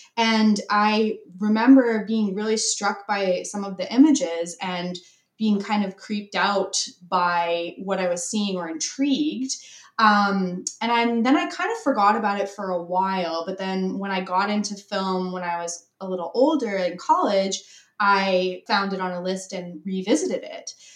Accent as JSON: {"language": "English", "region": "British Columbia", "country": "Canada", "also_born_or_lived": "San Francisco", "said": "I am from Canada"}